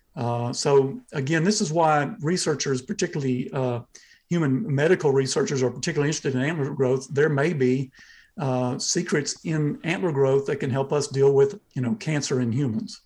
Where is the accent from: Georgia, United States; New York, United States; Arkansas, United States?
Georgia, United States; Southeast; now in Athens, Georgia, United States; I'm from Southeast Georgia, uh, near the coast. That's where, uh, my family's land is